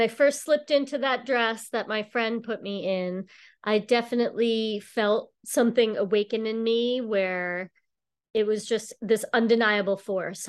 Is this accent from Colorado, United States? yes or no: no; Long Island, New York, United States; moved away as an adult; now in Boston, United States; I'm actually from New York. I grew up on Long Island, and about 20 years ago, I moved to Boston